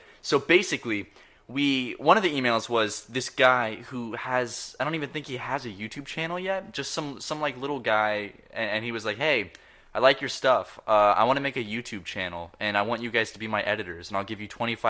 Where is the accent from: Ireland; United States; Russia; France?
United States; the South; I'm also from the South